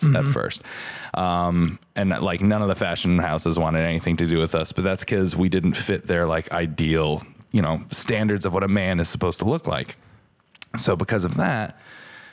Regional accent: Stratford, Connecticut, United States; I grew up in Stratford, Connecticut and was always the biggest kid in class

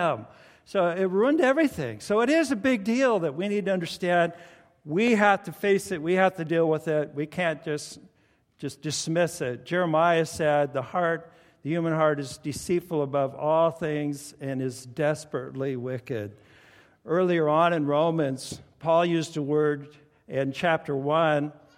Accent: the Northwest, Pacific Northwest, United States; we're from the Northwest

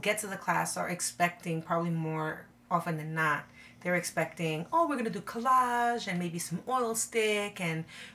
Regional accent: New York City, New York, United States; moved away as an adult; now in Florida, United States; I grew up in the Bronx

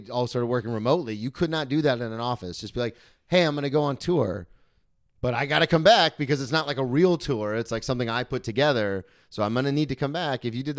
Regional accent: Florida, United States; I came from Florida.

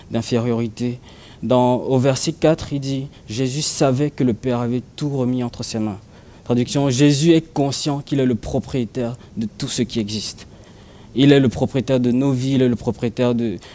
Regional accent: Cameroon; j'ai grandi au Cameroun et, j'ai grandi dans, un quartier qui n'était pas bitumé

